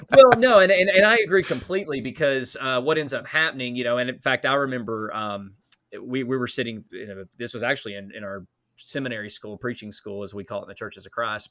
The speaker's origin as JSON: {"language": "English", "country": "United States", "said": "as an American"}